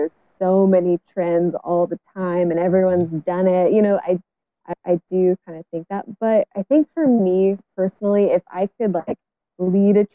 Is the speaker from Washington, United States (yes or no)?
yes; Bellingham, Washington, United States; this is my hometown. You know, I'm still living here in Bellingham. I've moved away, but I've come back